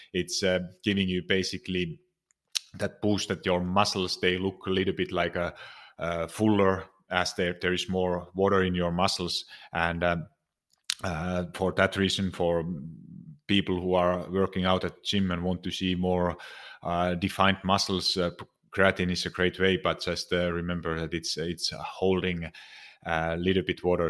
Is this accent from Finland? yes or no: yes; Finland; moved away; I'm originally from Finland